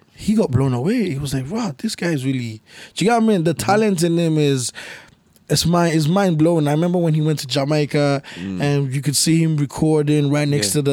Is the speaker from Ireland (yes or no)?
yes; Dublin, Leinster, Ireland; I grew up in Clondalkin.